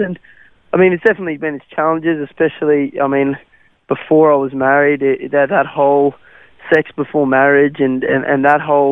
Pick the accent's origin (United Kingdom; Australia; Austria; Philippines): Australia; accent: Australian; first language Afrikaans; English is a second language; also born or lived in South Africa; I learnt English sort of as we were, as I was growing up in Australia and with the Australian slang, and so that's kind of why I don't have the South African accent